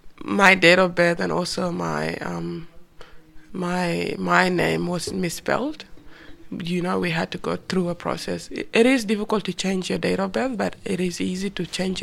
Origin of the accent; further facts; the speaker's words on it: South Sudan; also born or lived in Ethiopia / Kenya; It was not easy to grow up in a country of no settlement, like in terms of like the safety. But when we got into the camp, at least we had our basic needs.